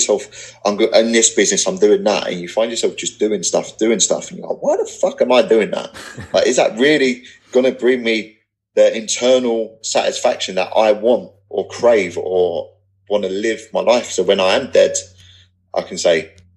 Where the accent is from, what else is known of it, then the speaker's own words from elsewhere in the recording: England, United Kingdom; accent: not posh English; I'm not posh Englishman